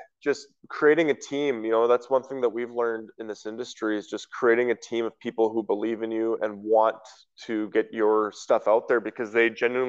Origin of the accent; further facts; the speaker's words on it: Western Canada, Canada; especially growing up in Western Canada